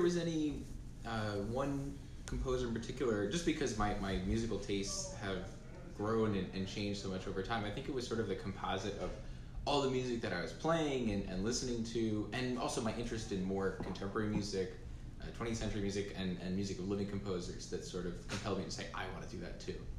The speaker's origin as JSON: {"language": "English", "region": "New Jersey", "country": "United States", "said": "I'm 18, and I'm from New Jersey"}